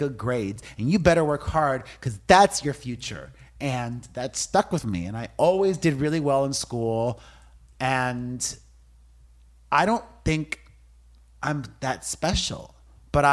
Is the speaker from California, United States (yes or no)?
no; Miami, Florida, United States; growing up in Miami, my Cuban immigrant parents